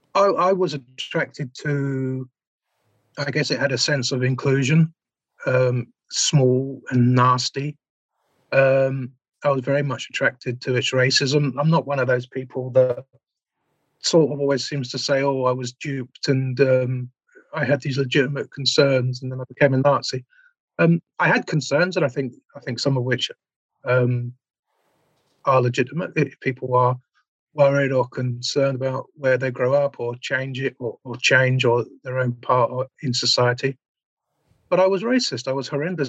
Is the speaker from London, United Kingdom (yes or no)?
yes; London, United Kingdom; I grew up in Southeast London